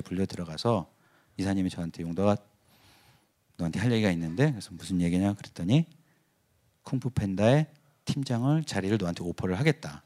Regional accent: South Korea; moved away as an adult; now in Los Angeles, United States; 내가 자라온 그 한국에서 자라온 그 문화

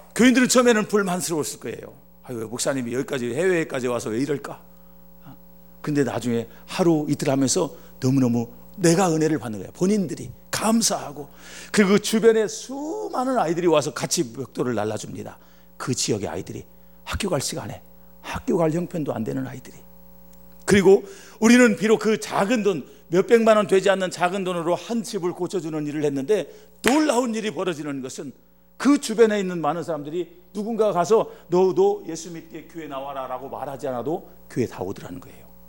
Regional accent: Chungcheong, South Korea; 제가 충청도 사람입니다.

